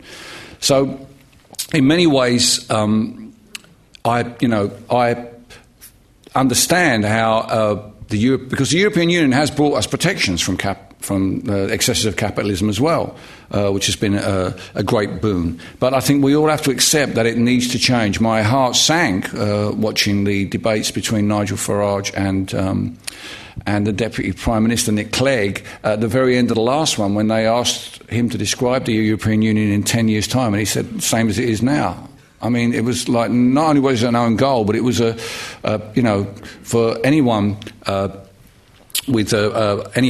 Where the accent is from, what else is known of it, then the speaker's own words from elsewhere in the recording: London, United Kingdom; I come from Barking in East London.